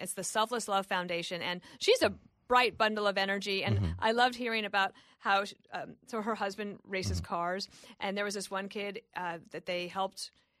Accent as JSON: {"language": "English", "region": "Colorado", "country": "United States", "said": "I'm not 14, and I love it. But I am from Colorado."}